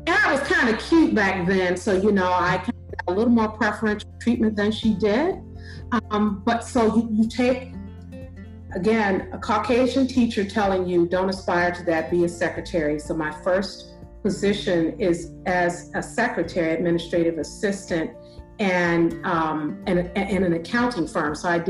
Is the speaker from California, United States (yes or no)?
no; Chicago, Illinois, United States; moved away; also born or lived in Bellwood, Illinois / San Diego; I'm originally born and raised in Chicago